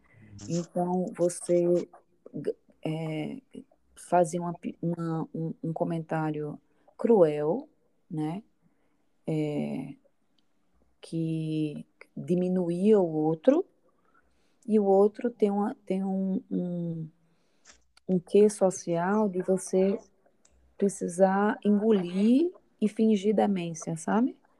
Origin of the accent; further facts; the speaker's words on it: Paraíba, Brazil; moved away as an adult; now in Brasília, Brazil; sou paraibana, nordestina